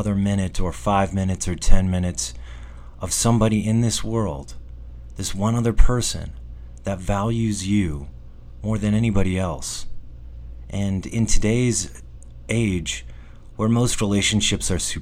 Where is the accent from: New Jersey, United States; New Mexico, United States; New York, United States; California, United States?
New Mexico, United States; Being back in New Mexico, sure, it's my hometown